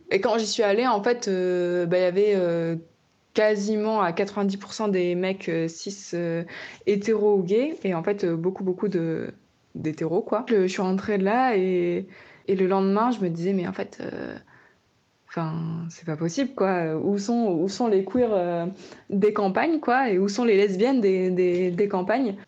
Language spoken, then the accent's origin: French; the countryside of the Nord, Hauts-de-France, France; moved away as an adult; also born or lived in Bordeaux; now in Corrèze, France; je viens de la campagne, du Nord, voilà, où j'ai vécu pendant 20 ans